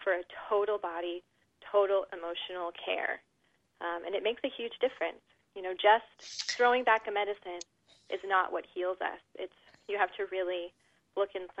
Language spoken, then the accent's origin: English; Southern California, United States; I was raised in Southern California